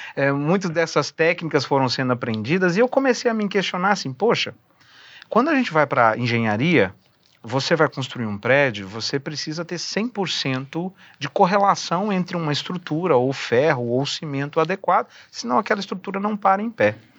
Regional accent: Uberlândia, Minas Gerais, Brazil; moved away; Eu sou um mineiro, né, ah, nato

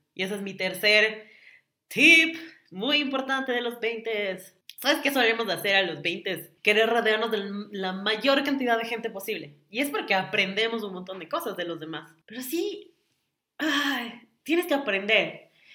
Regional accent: Quito, Pichincha, Ecuador; yo nací en Quito.

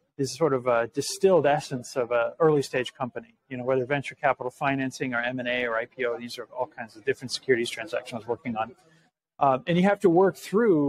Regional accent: Seattle, Washington, United States; moved away as an adult; also born or lived in Massachusetts; I grew up in Seattle, moved back

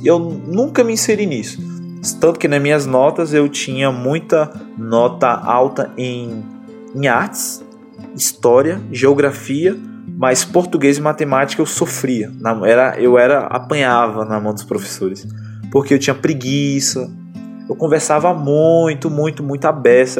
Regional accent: Bahia, Brazil; also born or lived in Barreiras, Bahia; E a minha mãe, ela, ela criou a gente aqui.

